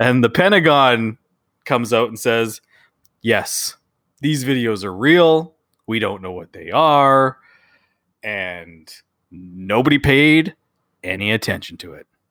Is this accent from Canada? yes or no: yes; Canada; we're Canadian